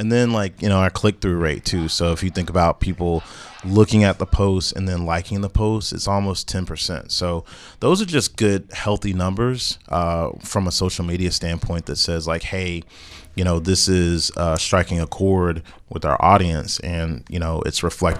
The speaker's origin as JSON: {"language": "English", "town": "Greensboro", "region": "North Carolina", "country": "United States", "tie": "born or raised there", "said": "I'm from North Carolina, so shout out to A&T and Bennett, because those are the colleges that were literally... in my neighborhood growing up as a kid, we would go on A&T's campus."}